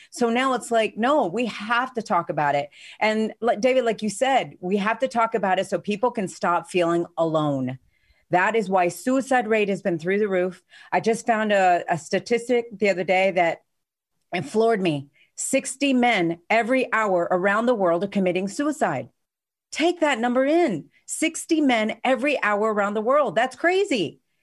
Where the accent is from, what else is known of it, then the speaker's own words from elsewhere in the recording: Spain; moved away; I grew up in Spain